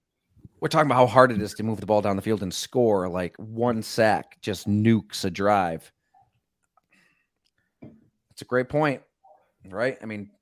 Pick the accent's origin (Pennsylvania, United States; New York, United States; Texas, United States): New York, United States; Salamanca; Growing up in Salamanca, going to high school at Ellicottville. Not a lot going on down there, but that's why I loved it.